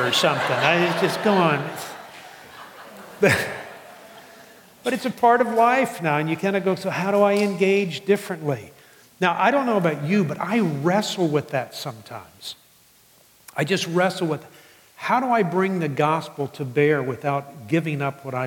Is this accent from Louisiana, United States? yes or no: yes; New Orleans, Louisiana, United States; moved away; I grew up in New Orleans